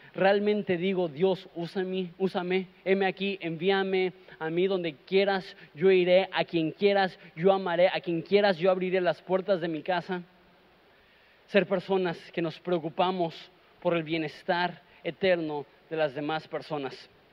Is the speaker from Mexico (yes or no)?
yes; Mexico; Nosotros somos mexicanos